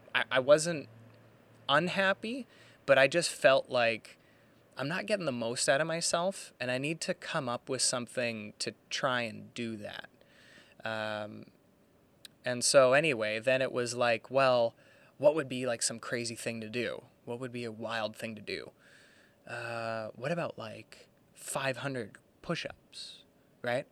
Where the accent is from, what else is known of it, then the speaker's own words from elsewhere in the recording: Burnaby, British Columbia, Canada; Born and raised in Burnaby here, uh, Burnaby, British Columbia, Canada